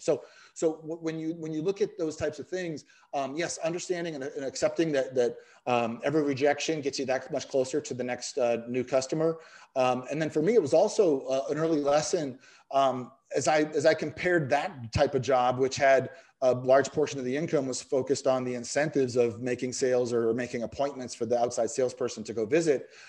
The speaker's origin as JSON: {"language": "English", "town": "Boston", "region": "Massachusetts", "country": "United States", "said": "I'm from the Boston area, so it wasn't Star Market where I worked, it was Stomlocket"}